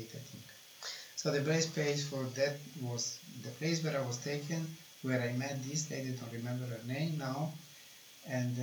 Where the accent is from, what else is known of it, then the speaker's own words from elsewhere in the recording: Italy; moved away; I am from Italy